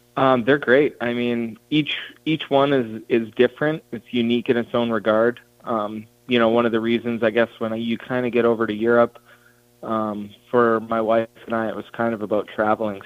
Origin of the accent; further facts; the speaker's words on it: Banff, Alberta, Canada; we grew up uh, in Banff, which is just outside Calgary.